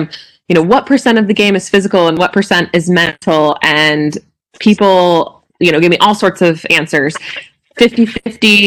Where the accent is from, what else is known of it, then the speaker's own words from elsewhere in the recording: Midwest, United States; moved away as an adult; also born or lived in Utah; now in Whitewater, United States; I grew up in the Midwest, and I wanted to head back that direction after being in Utah for so long